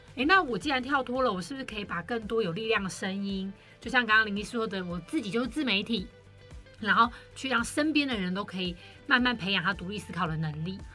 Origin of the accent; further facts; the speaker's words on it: Taiwan; 我们台湾人